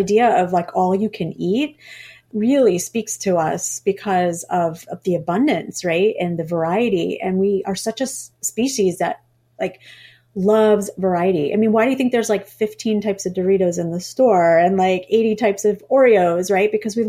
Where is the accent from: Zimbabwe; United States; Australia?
United States; Scarsdale, New York; That's where I'm from. I'm from Scarsdale.